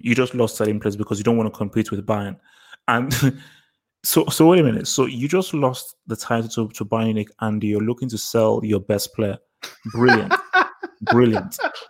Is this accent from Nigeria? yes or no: yes; Nigeria; Whereas like also because I'm Nigerian, I'm black, he won't believe it.